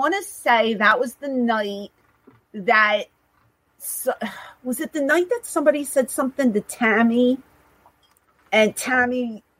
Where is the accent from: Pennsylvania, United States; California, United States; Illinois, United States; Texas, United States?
Pennsylvania, United States; Philadelphia; I grew up in Overbrook, mm-hmm. Around 65th and Calla Hill.